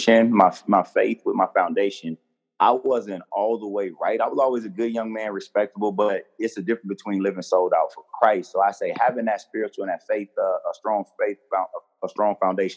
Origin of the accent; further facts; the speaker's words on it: Fort Lauderdale, Florida, United States; moved away as an adult; now in Charleston, United States; I'm originally from born and raised in South Florida